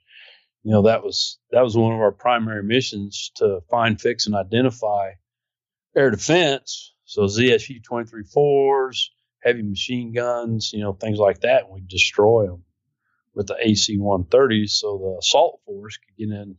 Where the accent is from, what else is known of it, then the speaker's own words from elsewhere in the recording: United States; I was like, holy cow, I'm glad I'm an American.